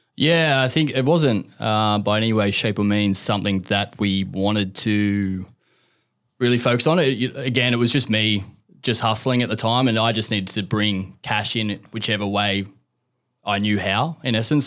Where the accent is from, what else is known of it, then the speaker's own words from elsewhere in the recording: Central Coast, New South Wales, Australia; I'm from the Central Coast